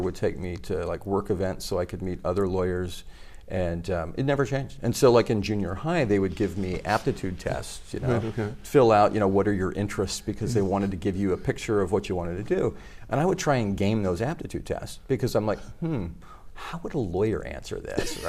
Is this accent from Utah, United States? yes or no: yes; Utah, United States; moved away as an adult; also born or lived in Japan / Missouri; now in Tokyo, Japan; growing up in Utah.